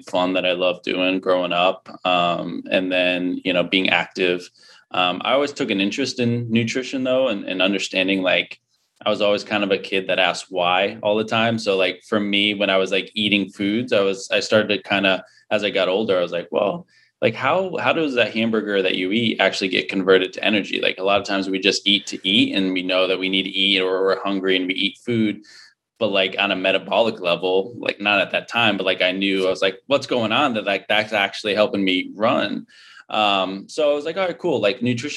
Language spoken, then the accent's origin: English; Connecticut, United States; moved away; I was born and raised in Connecticut. So I'm an East Coast guy originally.